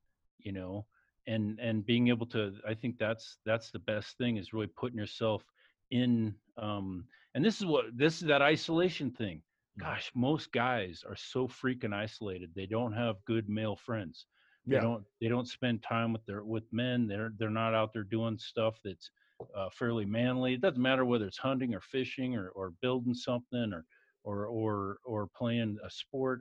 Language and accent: English; White Salmon, Washington, United States; now in Colorado, United States; I grew up just 20 miles downstream on the Washington side, White Salmon